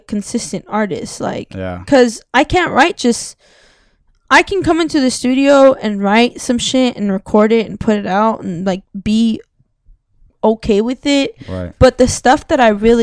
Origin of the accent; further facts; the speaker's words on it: South Gate, California, United States; I lived in LA, I grew up in Southgate